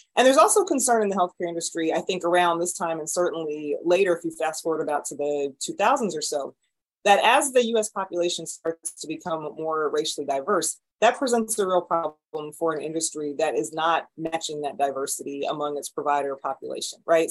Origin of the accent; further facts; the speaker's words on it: Raleigh, North Carolina, United States; moved away as an adult; also born or lived in Atlanta, Georgia / Baltimore, Maryland; now in St. Louis, United States; I grew up in North Carolina in Raleigh.